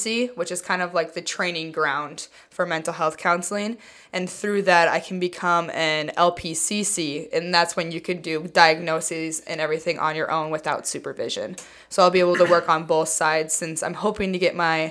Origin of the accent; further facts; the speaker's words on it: Glidden, Iowa, United States; moved away as an adult; also born or lived in Missouri; growing up in Iowa